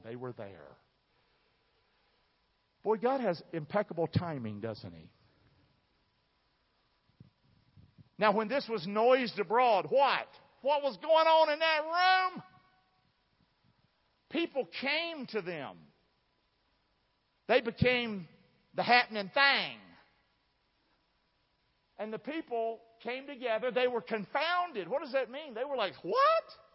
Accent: southern part of America, United States; accent: southern English; first language English; I was born in the southern part of America, so I speak southern English

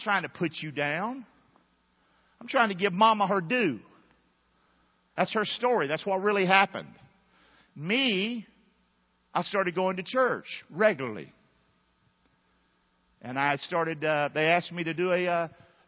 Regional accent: the South, United States; growing up in the South

